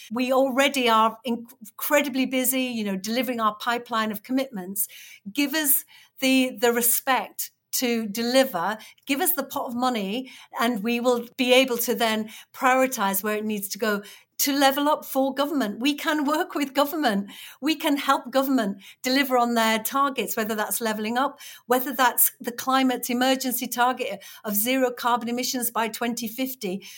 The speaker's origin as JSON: {"language": "English", "town": "Batley", "region": "Yorkshire and the Humber", "country": "United Kingdom", "tie": "born or raised there", "said": "it's my hometown. She was standing in my hometown"}